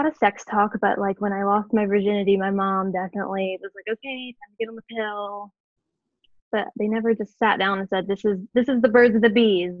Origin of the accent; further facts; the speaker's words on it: Southwest Ohio, United States; Southwest Ohio, born and raised, still here. It's a black hole that I can't seem to get out of. I've been here my whole life. I've been in the town that I live in my whole life.